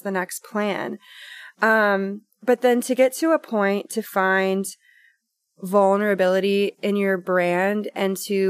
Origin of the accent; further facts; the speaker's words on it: Hot Rock, Tennessee, United States; I grew up in Hot Rock, Tennessee, on a 30-acre farm, was homeschooled, just me and my mom and my sister.